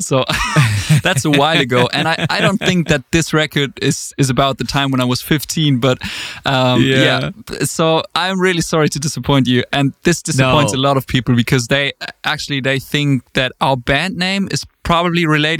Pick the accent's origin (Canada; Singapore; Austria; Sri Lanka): Austria; also born or lived in Germany; I grew up in a really, really small village. I was born in Germany, but then I moved to Austria when I was about 10.